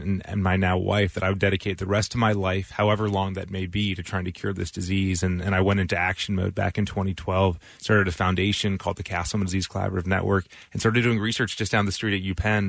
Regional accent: North Carolina, United States; moved away as an adult; also born or lived in Philadelphia area; now in Philadelphia, United States; So I grew up in North Carolina, but I came here for medical school. So I've been here since 2008.

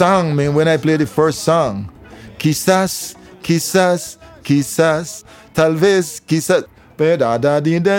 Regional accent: Nicaragua; I'm like an Afro-Creole person from Nicaragua

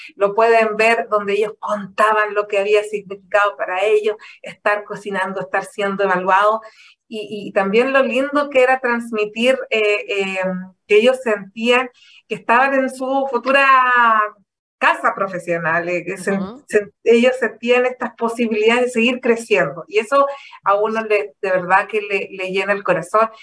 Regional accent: Chile; como chileno

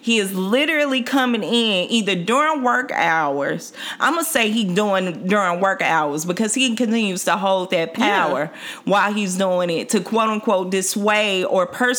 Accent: Mississippi, United States; now in Washington, D.C., United States; I'm from Mississippi.

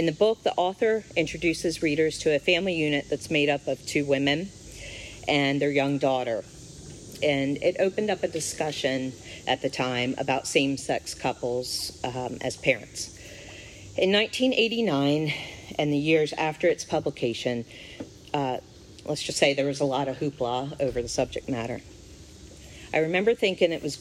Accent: Eastern Shore, United States; I grew up here on the Eastern Shore

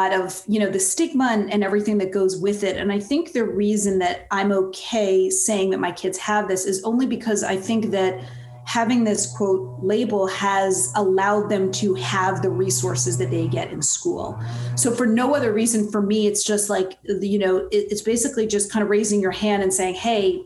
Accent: East Coast, United States; I'm from the East Coast

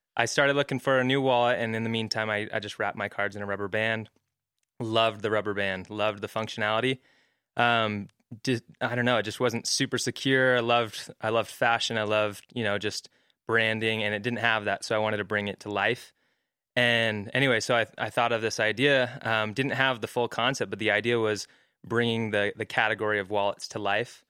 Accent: Mesa, Arizona, United States; moved away as an adult; also born or lived in Hawaii; now in Utah, United States; I grew up in Arizona, Mesa, Arizona. Uh, moved out here for school at B Y U

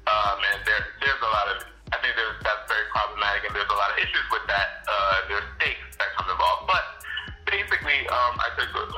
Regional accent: New York City, New York, United States; I grew up on basically what would be considered the Upper West Side in a project housing

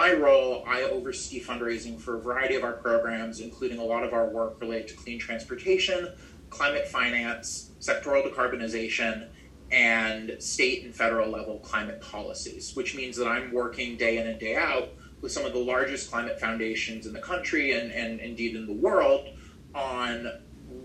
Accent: Maine, United States; moved back to my home state of Maine

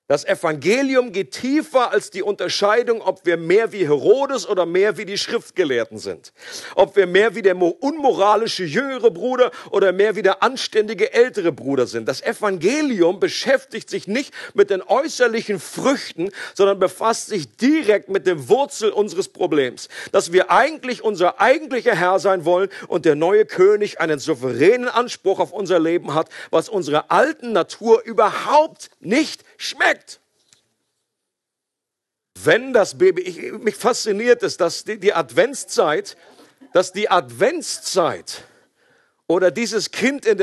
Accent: Switzerland; oder wir können an dieser Stelle nicht mehr neutral bleiben, selbst als Schweizer nicht.

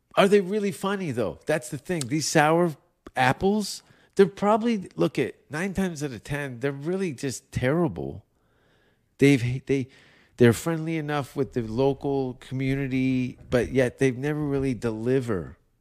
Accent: Hamilton, Ontario, Canada; Martin Short and Eugene Levy are from my hometown

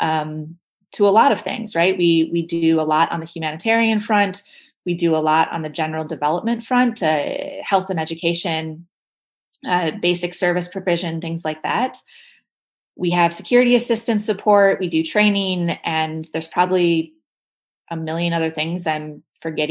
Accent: Midwest, United States; As a Midwesterner

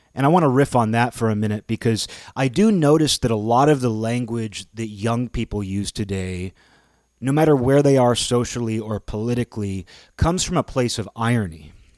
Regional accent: Seattle, Washington, United States; growing up in the Seattle area.

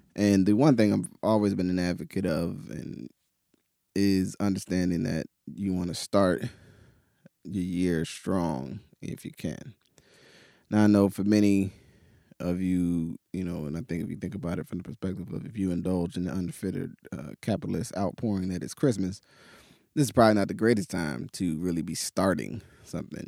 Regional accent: New Jersey, United States; also born or lived in Pittsburgh, United States; now in Portland, United States; growing up in New Jersey and then living in Pittsburgh for ten years

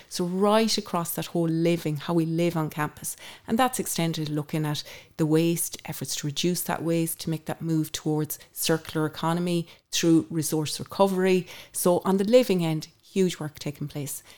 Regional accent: Ireland; I grew up in Anspit Hill

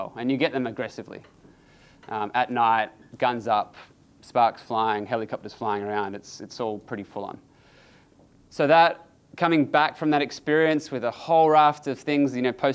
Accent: New Zealand; I was born in New Zealand

